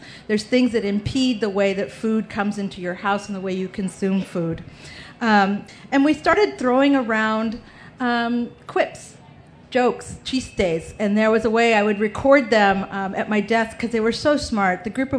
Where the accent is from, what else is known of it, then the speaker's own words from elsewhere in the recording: San Antonio, Texas, United States; because we're both from San Antonio